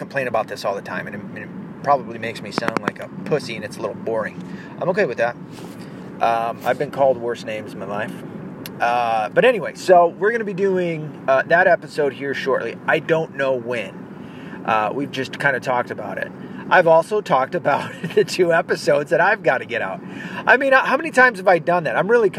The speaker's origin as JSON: {"language": "English", "region": "the South", "country": "United States", "also_born_or_lived": "North", "accent": "Southern", "said": "because my accent is almost all but gone from the South. Believe it or not, it was a lot more twangy at one point."}